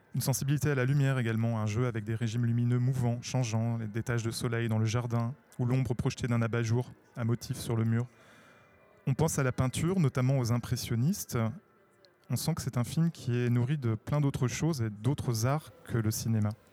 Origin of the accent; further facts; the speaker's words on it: France; chez nous en France